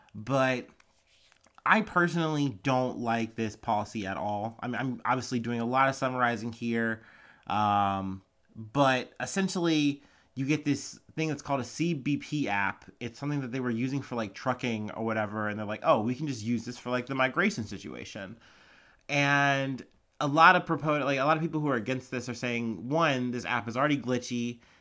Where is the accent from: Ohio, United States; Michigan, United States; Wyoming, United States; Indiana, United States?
Ohio, United States; accent: Ohio; my Ohio accent